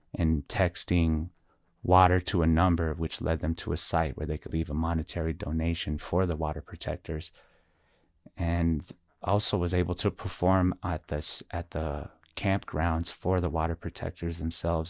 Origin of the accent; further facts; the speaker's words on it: Albuquerque, New Mexico, United States; also born or lived in Shiprock, New Mexico / Navajo Nation; I was originally born and raised here in Albuquerque, New Mexico, and also raised in the, uh, reservation area of Shiprock, New Mexico, plus a lot of areas in between